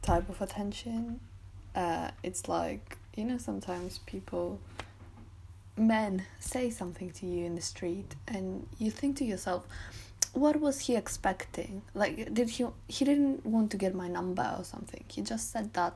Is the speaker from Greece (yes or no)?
yes; Greece; now in Bath, United Kingdom; being born and raised in Greece